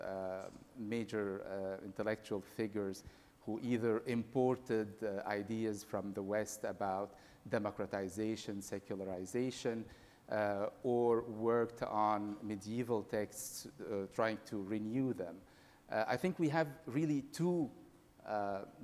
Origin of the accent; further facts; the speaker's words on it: Egypt; I was born in Egypt